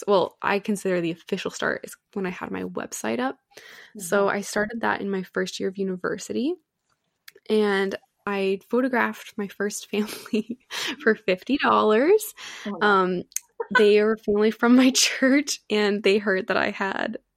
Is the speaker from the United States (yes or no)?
no; Canada; I'm from Canada